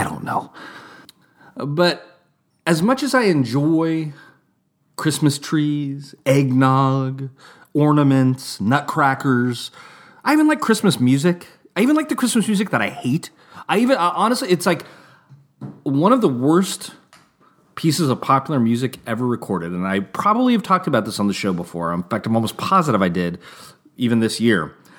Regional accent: California, United States; I know when I was a youth growing up in Northern California, it was very trendy to be anti-establishment, anti-mainstream, anti-corporate.

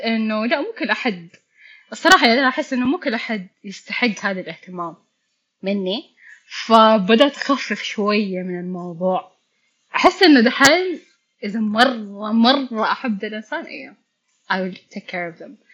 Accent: Mecca, Makkah Province, Saudi Arabia; ايام الثانوي كنت اتطوع في مجالات بيسكلي كان في لقاءات تصير عندنا في مكة

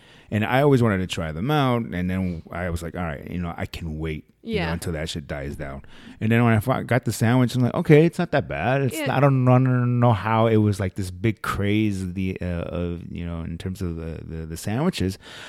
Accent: Northtown, Nevada, United States; Because I grew up in Northtown.

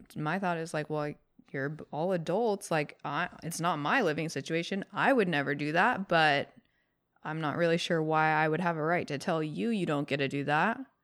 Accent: California, United States; we grew up in California

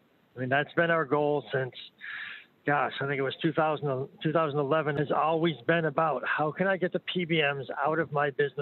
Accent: New York, United States; I'm from New York

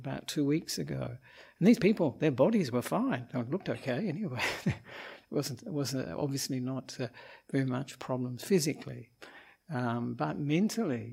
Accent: Australia; moved away as an adult; also born or lived in Sri Lanka; I'm an Australian monk

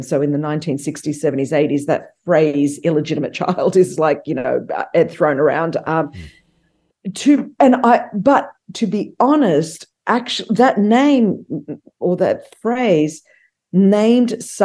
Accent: Australia; moved away as an adult; now in United States; I grew up immigrant in Australia, very ostracized and marginalized out of Australian culture for being Greek

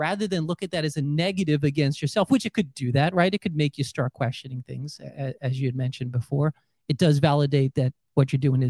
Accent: New York, United States; moved away; we're both originally from New York.

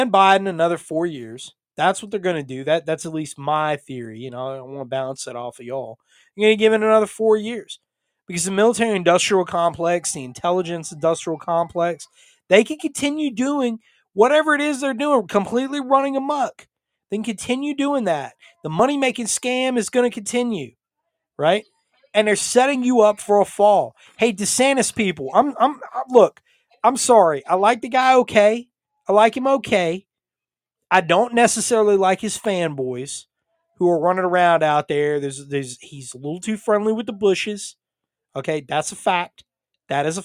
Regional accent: North Carolina, United States; my home state of North Carolina

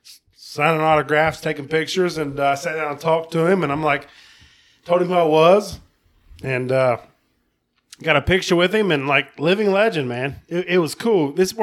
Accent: West Virginia, United States; I'm from West Virginia.

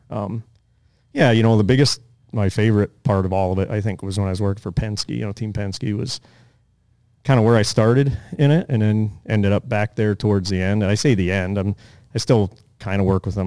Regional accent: Pennsylvania, United States; moved away as an adult; also born or lived in Colorado / Arizona / Nevada; when we were growing up in Pennsylvania

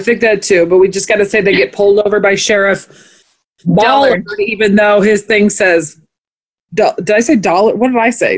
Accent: Omaha, Nebraska, United States; we're just from Omaha

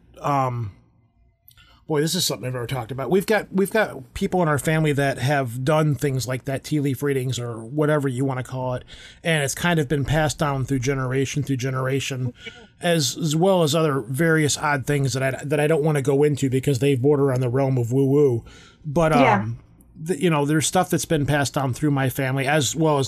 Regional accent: Michigan, United States; I'm from Michigan

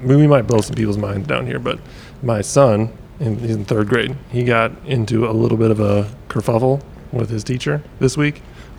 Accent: Midwest, United States; also born or lived in Wisconsin; now in Clarksville, United States; Growing up in the Midwest.

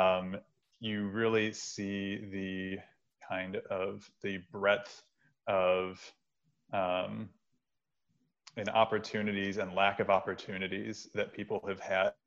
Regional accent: Western New York, United States; moved away as an adult; now in Research Triangle, United States; I grew up in Western New York

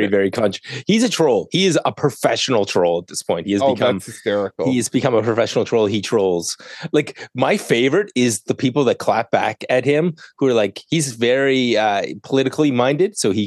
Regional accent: Canada; I'm Canadian

